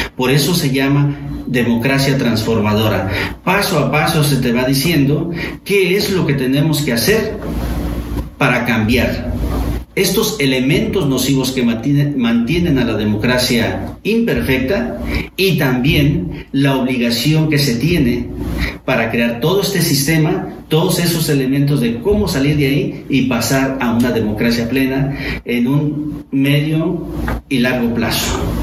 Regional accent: Mexico; como Estado mexicano, todos quienes desempeñamos un cargo público

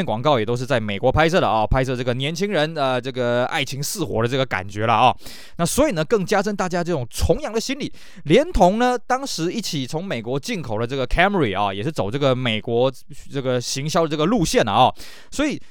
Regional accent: Taiwan; 我们台湾这边

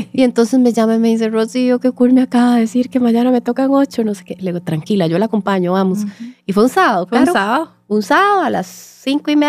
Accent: Costa Rica; Entonces, eh, nosotros somos las ticas

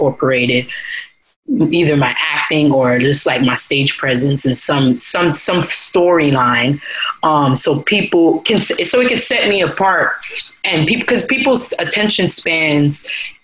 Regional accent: New York City, New York, United States; also born or lived in Atlanta; I'm from Brooklyn. I was born and raised in Brooklyn.

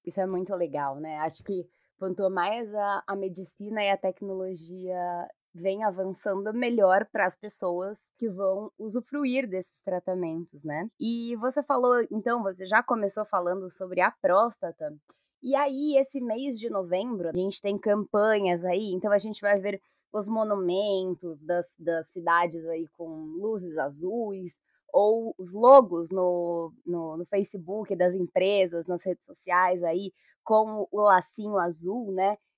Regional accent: São Paulo, Brazil; Enquanto pessoa aqui de São Paulo

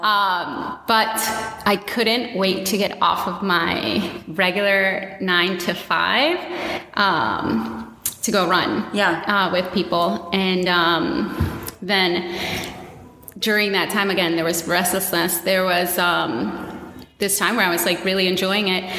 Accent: Washington, District of Columbia, United States; I am born and raised in Washington, D.C., a Latina.

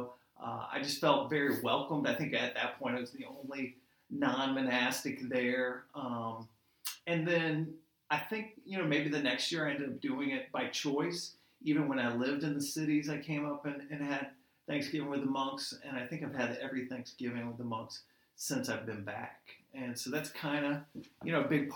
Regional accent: Pensacola, Florida, United States; moved away as an adult; I'm originally from Pensacola, Florida, so I don't have family around here

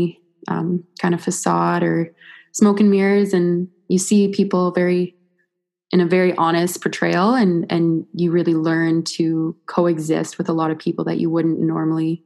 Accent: Fernie, British Columbia, Canada; I'm from Fernie

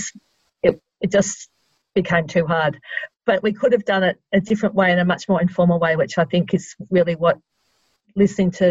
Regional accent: Sydney, New South Wales, Australia; I'm a Sydney girl, so I'm not from Melbourne.

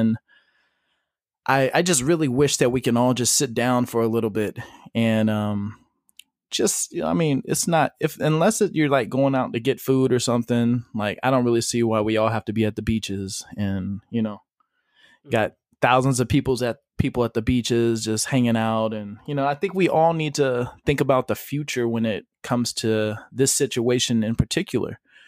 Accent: Modesto, California, United States; So I'm just going to start saying I'm from Modesto, California.

